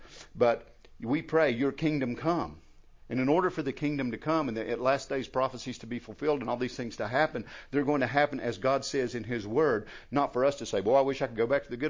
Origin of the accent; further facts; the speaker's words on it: United States; I was raised over in McDowell